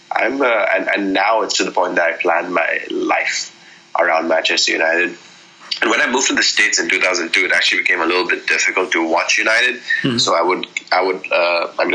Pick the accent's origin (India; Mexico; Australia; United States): India; I played a little bit as a kid growing up in India